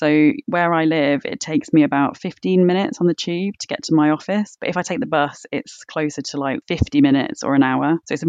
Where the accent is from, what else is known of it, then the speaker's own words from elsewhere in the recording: London, United Kingdom; I am such a Londoner because I get really pissed off if I have to wait longer than like 3 minutes max.